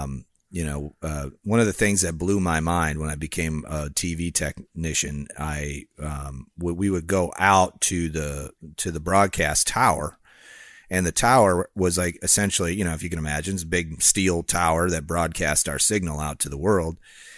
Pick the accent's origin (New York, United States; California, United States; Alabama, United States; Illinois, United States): Illinois, United States; I grew up near Chicago, you know, Harry Carey, come call the game.